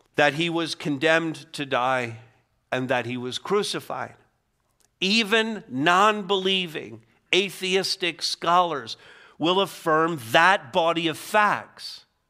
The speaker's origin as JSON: {"language": "English", "town": "Montreal", "region": "Quebec", "country": "Canada", "tie": "born or raised there", "said": "I grew up in Montreal"}